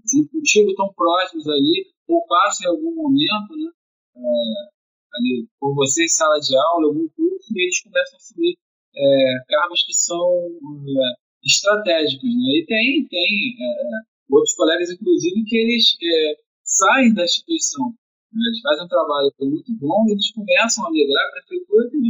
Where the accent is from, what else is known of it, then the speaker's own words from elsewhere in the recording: Rio de Janeiro, Brazil; moved away as an adult; now in Niterói, Brazil; eu sou carioca, né, mas eu, eu, moro em Niterói já há 15 anos